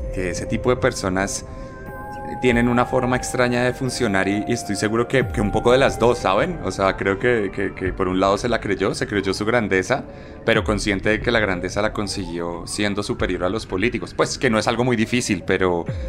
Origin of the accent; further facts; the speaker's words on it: Colombia; como colombiano